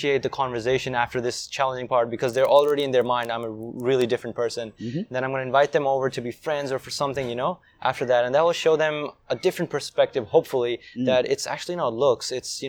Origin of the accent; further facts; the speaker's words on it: Saudi Arabia; also born or lived in Pakistan; So I'm originally from Pakistan, but I was raised in Saudi Arabia.